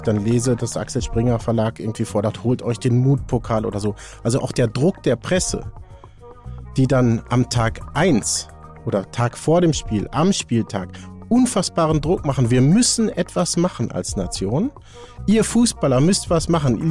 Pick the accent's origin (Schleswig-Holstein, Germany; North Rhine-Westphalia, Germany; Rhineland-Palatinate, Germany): North Rhine-Westphalia, Germany; Haltern am See; ich komme ja aus Haltern am See, das ist Münsterland